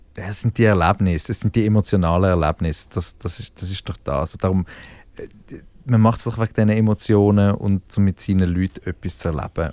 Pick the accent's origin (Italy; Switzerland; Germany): Switzerland; Zürich Oberland, Zurich